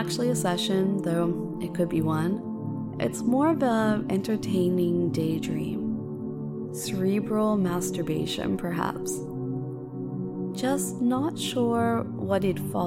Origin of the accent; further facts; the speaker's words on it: United States; moved away; in my hometown area in the States